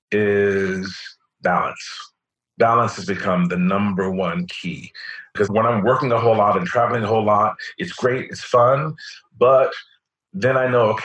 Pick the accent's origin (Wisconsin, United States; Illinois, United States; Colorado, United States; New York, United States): New York, United States; especially as a New Yorker.